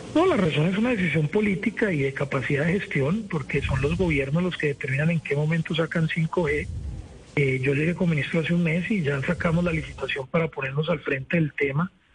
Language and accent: Spanish; Colombia; como colombiano